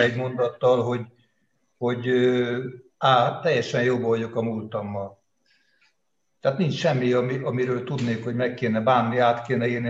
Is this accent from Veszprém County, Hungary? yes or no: yes; Veszprém, Veszprém County, Hungary; Veszprémben születtem 52-ben, innen csak tanulni, meg katonának mentem el, tehát az egész életemet itt éltem le, és élem